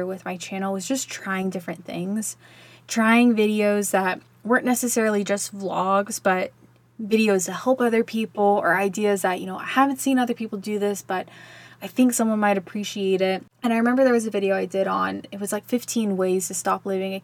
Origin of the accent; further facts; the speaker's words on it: Texas, United States; I grew up in Texas